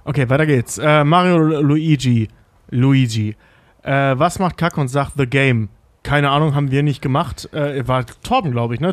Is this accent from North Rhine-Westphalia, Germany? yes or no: yes; near Bochum, North Rhine-Westphalia, Germany; also born or lived in Barmbek, Hamburg; now in Hamburg, Germany; ich komme ja aus der Nähe davon